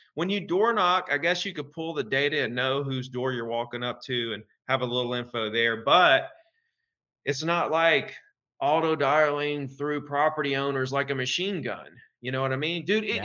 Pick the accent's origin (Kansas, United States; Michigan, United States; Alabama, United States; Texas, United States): Alabama, United States; Gulf Shores; in Gulf Shores, February 10th in my hometown